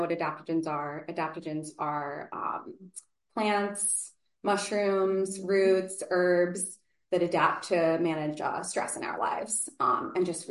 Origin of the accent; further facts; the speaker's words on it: Beacon, New York, United States; I am from Beacon originally.